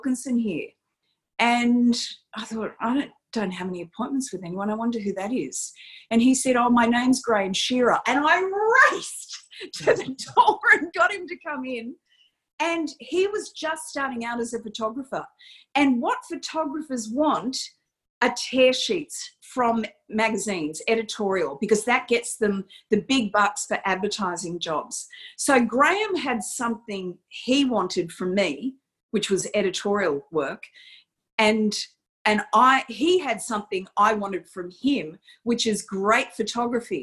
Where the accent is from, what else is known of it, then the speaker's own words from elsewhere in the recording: Campbelltown, New South Wales, Australia; I am that girl that grew up in Campbelltown